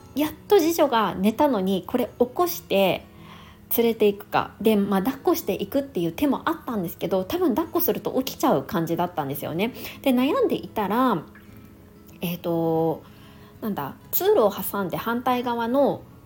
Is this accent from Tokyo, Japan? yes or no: no; Niigata, Japan; moved away; 私の実家の新潟が寒かったんですよ